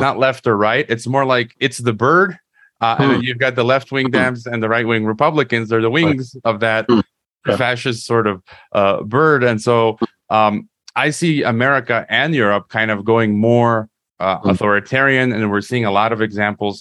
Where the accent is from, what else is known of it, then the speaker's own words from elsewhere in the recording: United States; I was born in the U.S. I'm an American